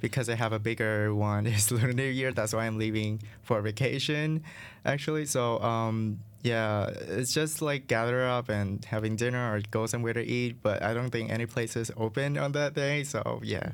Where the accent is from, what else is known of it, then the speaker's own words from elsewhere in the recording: Vietnam; English is a second language; moved away as an adult; now in United States; growing up in Vietnam